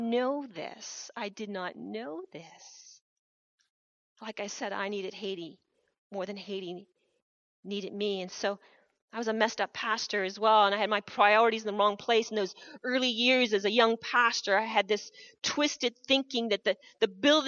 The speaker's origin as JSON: {"language": "English", "country": "Canada", "tie": "born or raised there", "said": "I have been born in Canada, one of the richest nations of the world. I wouldn't want to have been born anywhere else but here. I'm proud to be Canadian."}